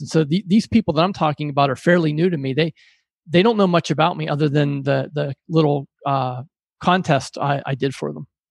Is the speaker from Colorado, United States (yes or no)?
no; Pittsburgh, Pennsylvania, United States; I pride myself on a blue collar work ethic growing up in Pittsburgh